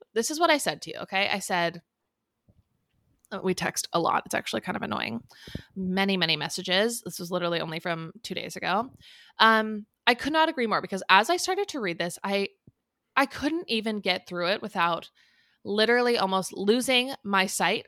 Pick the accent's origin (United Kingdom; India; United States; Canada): United States; Southern California; we grew up in Southern California